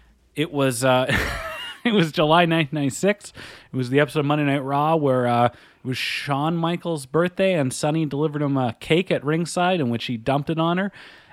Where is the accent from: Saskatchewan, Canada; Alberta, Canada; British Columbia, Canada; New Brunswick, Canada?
Alberta, Canada; Calgary; I grew up in Calgary for a bit